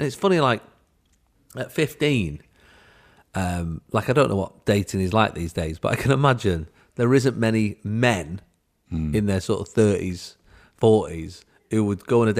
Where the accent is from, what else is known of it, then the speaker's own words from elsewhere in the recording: Manchester, North West England, United Kingdom; I grew up in the Triangle of Death, yeah, the Quadrangle of Terror. In South Manchester.